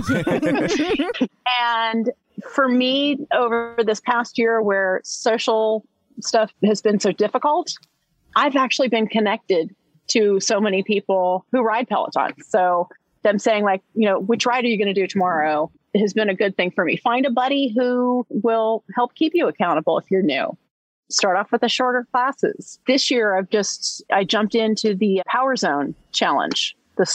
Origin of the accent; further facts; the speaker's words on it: Long Beach Island, New Jersey, United States; I grew up here on Long Beach Island, went to school, and we lived year round on the island, second through fourth grade